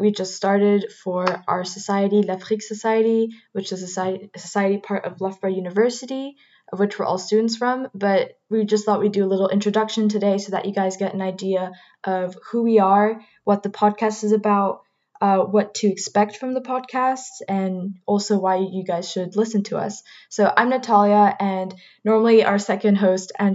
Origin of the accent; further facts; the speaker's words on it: Martinique; I'm personally from Martinique, which is the only Caribbean island, French Caribbean island that's in there